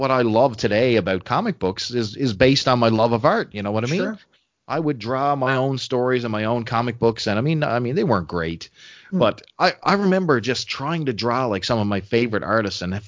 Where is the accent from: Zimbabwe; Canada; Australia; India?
Canada; I'm a Canadian and damn proud of it